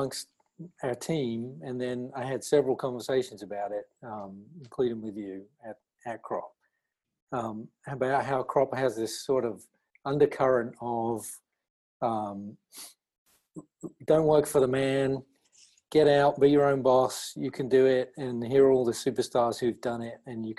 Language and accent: English; East of England, United Kingdom; moved away as an adult; now in Florida, United States; I graduated from the University of Reading in 1996 with a BA in typography and graphic communication. I grew up and lived in Essex.